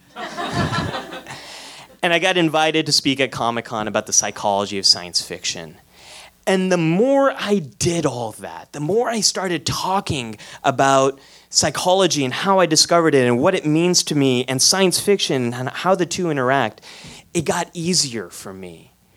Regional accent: San Jose, California, United States; I was born in San Jose, California, but you probably know this place as Silicon Valley. And I came of age right after the PC revolution

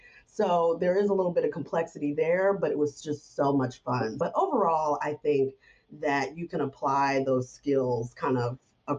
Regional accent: Florida, United States; now in New York, United States; when I first moved to New York, you know, I came from Florida and this was like the big city.

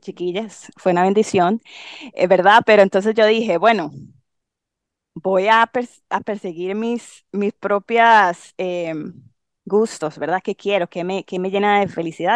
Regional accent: Limón, Costa Rica; moved away as an adult; soy tica, obviamente. Em, crecí en Limón

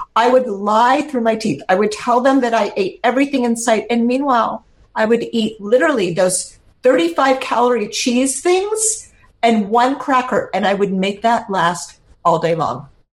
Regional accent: San Francisco, California, United States; I grew up in San Francisco

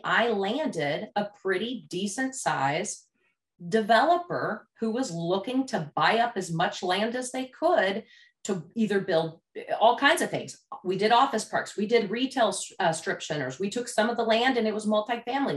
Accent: Louisville, Kentucky, United States; I grew up in Louisville, Kentucky

